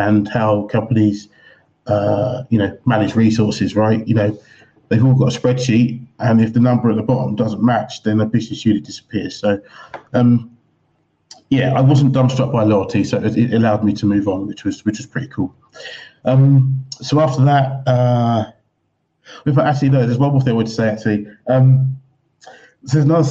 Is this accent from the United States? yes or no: no; England, United Kingdom; moved away as an adult; Growing up in England